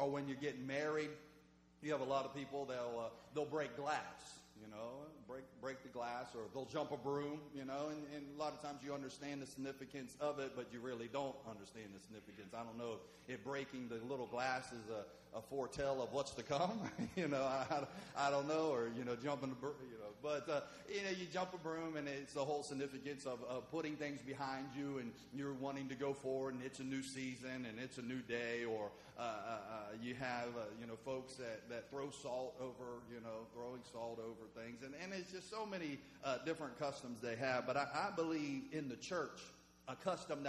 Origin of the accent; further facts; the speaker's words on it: West Virginia, United States; moved away as an adult; also born or lived in Oklahoma; I was born and raised in West Virginia